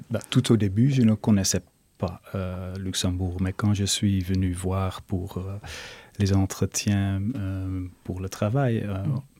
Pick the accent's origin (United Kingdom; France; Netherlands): Netherlands; Rotterdam, South Holland; French is a second language; je dois dire moi je viens de Rotterdam où il ne reste pas vraiment grand chose non plus mais c'est parce que tout était bombardé par les nazis